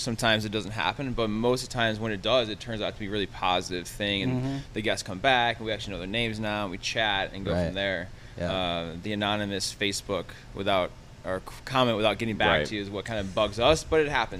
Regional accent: Rochester, New York, United States; born or raised there

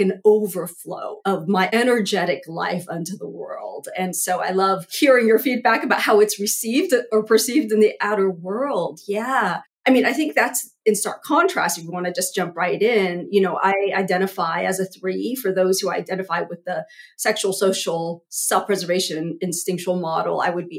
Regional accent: Vietnam; born there; I was born in Vietnam, you know, like I go all the way back there.

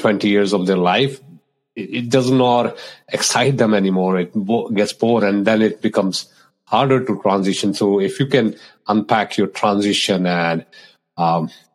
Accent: India; moved away; growing up in India

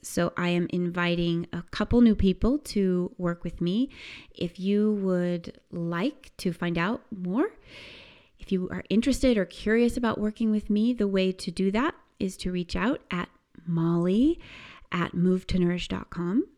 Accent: United States; I remember summer growing up in the United States as this amazing time of just endless freedom

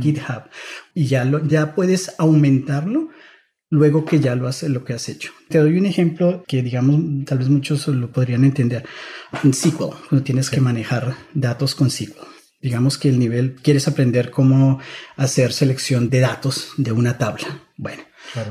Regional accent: Bogotá, Colombia; moved away as an adult; also born or lived in Germany / San Francisco Bay Area; now in San Francisco, United States; yo soy de Bogotá, Colombia. Crecí en Bogotá

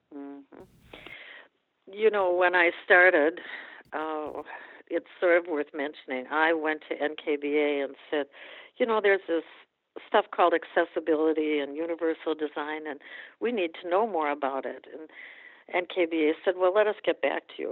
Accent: Minnesota, United States; moved away as an adult; I grew up in Minnesota

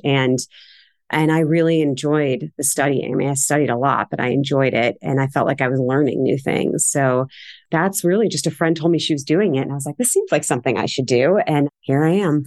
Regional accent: Cleveland Heights, Ohio, United States; moved away as an adult; now in Boston, United States; I grew up in Cleveland. I was born and raised in Cleveland Heights on the east side

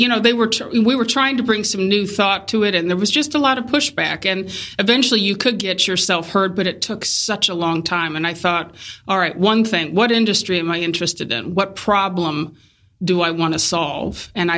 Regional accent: Ohio, United States; We're from Ohio. So so I picked Columbus because it was just a good in-between space for both family.

